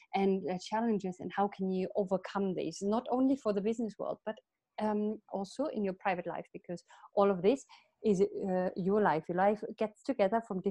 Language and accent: English; Germany; also born or lived in United Kingdom / Sweden; now in Italy; I'm from Germany, but I lived in the UK for 10 years